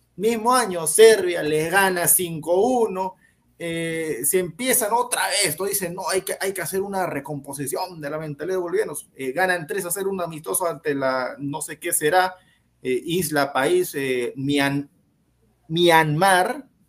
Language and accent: Spanish; Peru; nosotros somos peruanos